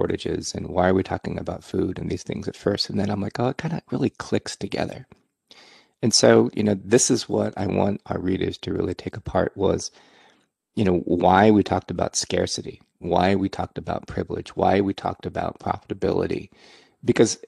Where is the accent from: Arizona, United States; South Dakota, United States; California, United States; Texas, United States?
California, United States; Silicon Valley; also born or lived in Burlingame, California; I grew up in Silicon Valley